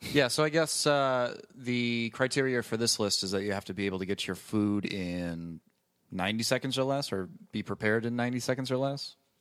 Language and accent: English; Wisconsin, United States; I'm from Wisconsin